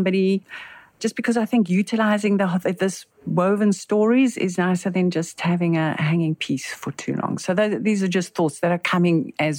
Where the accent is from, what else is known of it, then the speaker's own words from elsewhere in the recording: Johannesburg, Gauteng, South Africa; now in Cape Town, South Africa; So I live in Cape Town, but I'm initially from Joburg.